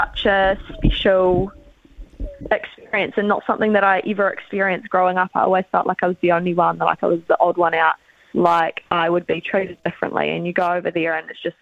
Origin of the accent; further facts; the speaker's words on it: Dunedin, Otago, New Zealand; we're from Dunedin